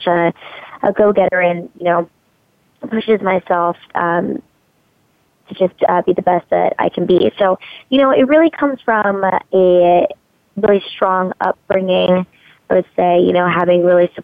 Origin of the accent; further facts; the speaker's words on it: Hawaii, United States; I was born in Hawaii.